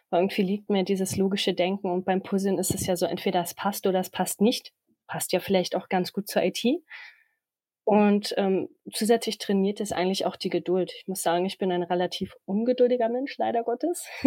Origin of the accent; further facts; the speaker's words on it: Hohenlockstedt, Schleswig-Holstein, Germany; now in Berlin, Germany; Ursprünglich komme ich aus Hohenlockstedt in Schleswig-Holstein. Vielleicht kennt das der eine oder andere. Momentan wohne ich aber in Berlin